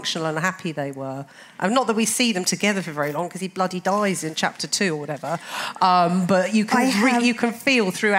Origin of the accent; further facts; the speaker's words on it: London, United Kingdom; I'm a Londoner, born and bred